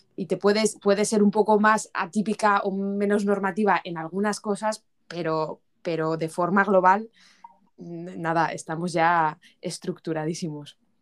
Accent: Spain; moved away as an adult; now in United Kingdom; como buena española que soy

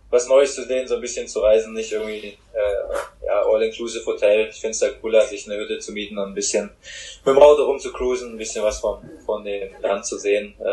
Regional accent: Hamburg, Germany; Für mich zählt es fast mit zu Hamburg hier als Hamburger. ja, in Hamburg geboren

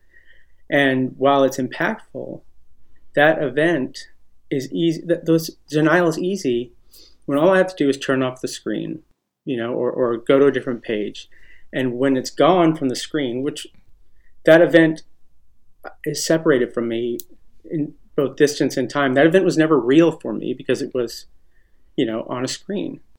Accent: Austin, Texas, United States; moved away as an adult; now in Los Angeles, United States; I'm from Austin. I grew up there

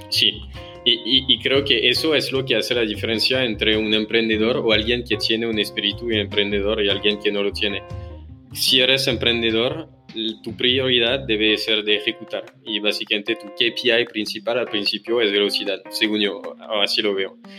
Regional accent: France; accent: French; Spanish is a second language; moved away as an adult; also born or lived in Paris / Amsterdam / Singapore / Hong Kong; now in Mexico; soy francés

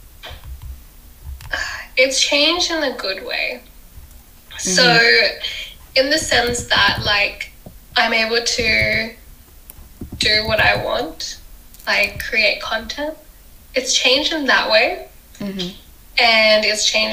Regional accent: Sydney, New South Wales, Australia; I was born in Australia, so I'm Australian, my passport says Australian, but my parents are from India

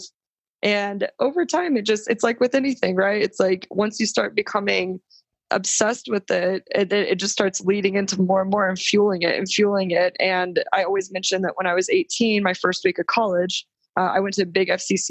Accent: Texas, United States; moved away as an adult; also born or lived in New York; I'm from Texas and I was back home with my parents

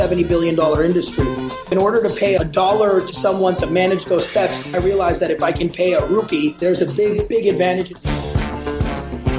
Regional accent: Massachusetts, United States; moved away as an adult; now in India; I've been born and brought up in the U.S., specifically in Massachusetts. So I grew up in Massachusetts.

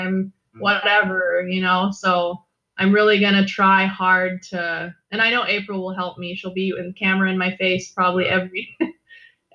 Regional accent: Hawaii, United States; I'm from Hawaii

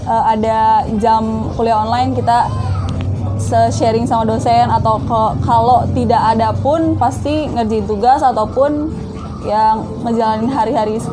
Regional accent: Bandung, West Java, Indonesia; dari Bandung.

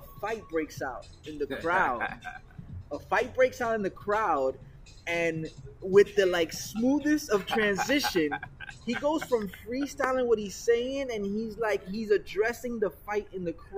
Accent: North Miami Beach, Florida, United States; I'm a kid who's growing up in North Miami Beach

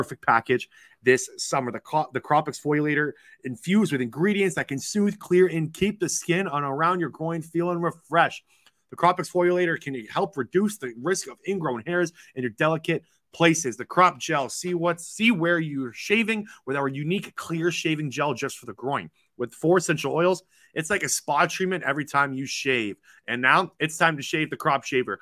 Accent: Toronto area, Ontario, Canada; So I'm from Toronto. I'm just 45 minutes from the Toronto area

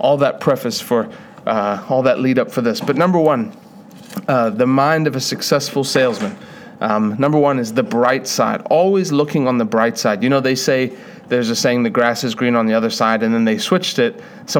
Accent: South Africa; I was born in South Africa.

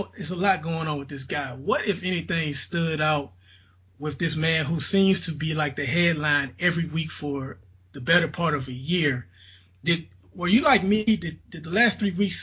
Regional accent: Mobile, Alabama, United States; I'm from Mobile, where we used to have this thing called, I'm sure you remember, Frank, Teen Jams

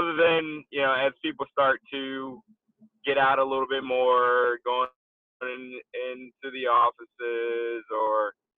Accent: Philadelphia, Pennsylvania, United States; moved away as an adult; also born or lived in Florida; now in Atlanta, United States; I'm originally from Philly

